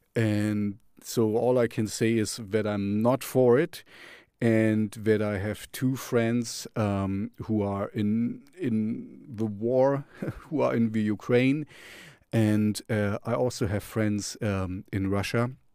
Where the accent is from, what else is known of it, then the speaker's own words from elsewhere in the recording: Jena, Thuringia, Germany; Jena, um, you know, my hometown.